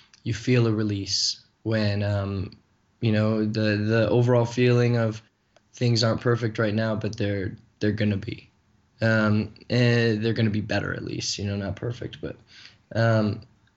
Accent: Flint, Michigan, United States; my hometown, which is Flint, Michigan

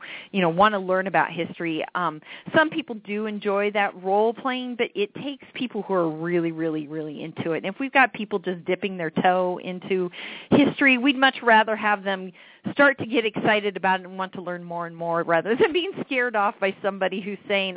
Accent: Iowa, United States; moved away as an adult; also born or lived in Marshalltown, Iowa / Urbandale, Iowa; now in Wisconsin, United States; I am a native Iowan, so I grew up in Urbandale and Marshalltown.

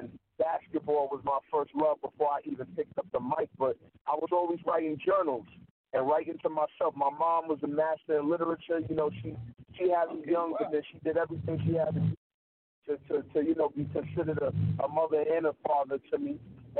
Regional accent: New York City, New York, United States; moved away; also born or lived in Wilmington, North Carolina / Long Island, New York; I was born in Wilmington, North Carolina, where Michael Jordan was raised. And I was raised in Bed-Stuy, Brooklyn, in the same hometown of Vic. And then in 2002... I moved to Long Island, packed up with my moms and moved to L.I.

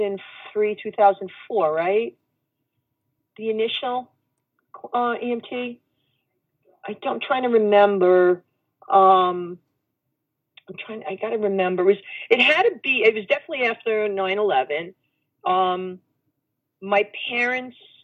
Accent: New York City, New York, United States; I came from Brooklyn

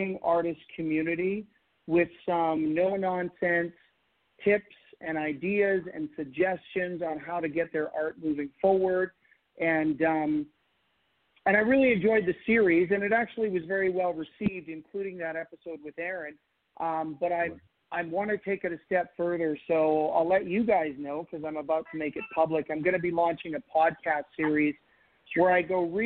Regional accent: Canada; I'm a Canadian

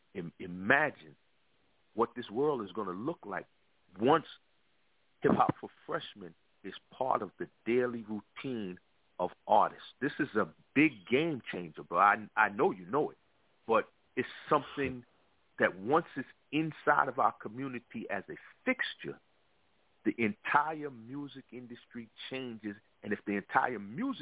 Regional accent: New York City, New York, United States; I'm from the East Coast, of course. I'm from Brooklyn, New York.

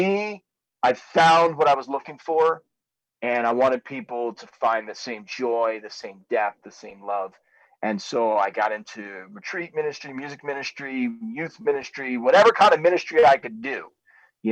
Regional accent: Trenton, New Jersey, United States; So I was raised, I was born in Trenton, New Jersey

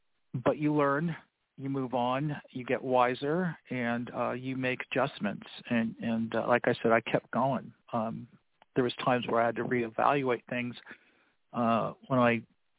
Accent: Los Angeles, California, United States; also born or lived in Florida / North Carolina / South Carolina / Georgia; I'm originally from Florida. I was raised in Los Angeles. I was an Army baby.

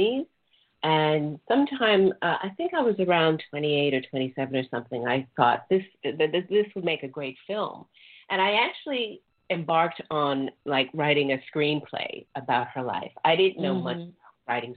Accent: New York City, New York, United States; moved away; also born or lived in London / Sydney; a little Black girl growing up in New York in a very racially charged environment

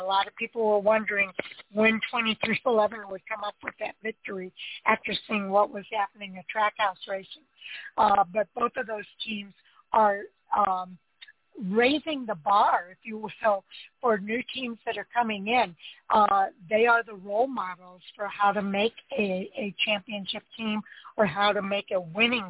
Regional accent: Chicago, Illinois, United States; I'm from the Chicago area

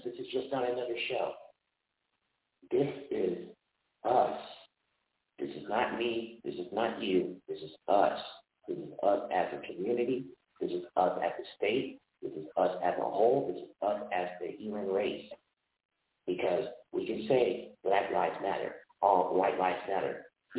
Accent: Olathe, Kansas, United States; this happened in my hometown

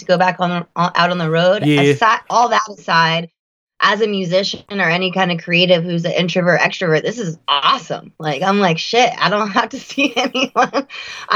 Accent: Florida, United States; I'm from Florida

